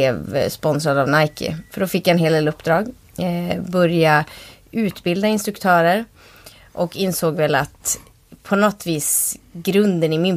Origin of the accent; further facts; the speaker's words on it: Kalix, Norrbotten County, Sweden; moved away as an adult; now in Umeå, Sweden; Jag är uppvuxen i Kalix, mm. Norrbotten. Eh, och flyttade till Umeå när jag var 19.